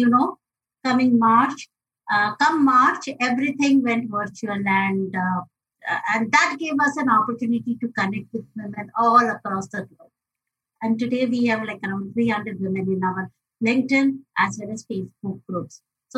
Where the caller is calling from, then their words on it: Mumbai, Maharashtra, India; I'm joining in from Mumbai, India